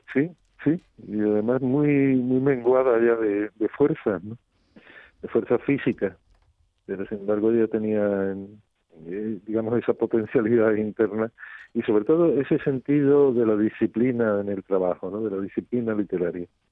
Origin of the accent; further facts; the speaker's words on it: Rota, Andalusia, Spain; ellos eligieran mi pueblo como, como segunda casa